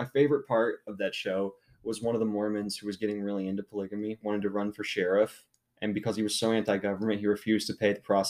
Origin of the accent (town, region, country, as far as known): United States